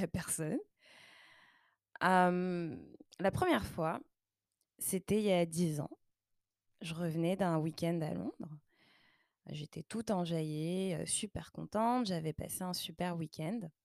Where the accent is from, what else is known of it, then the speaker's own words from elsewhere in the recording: Paris region, Île-de-France, France; moved away as an adult; now in Montreal, Canada; en région parisienne, là d'où je viens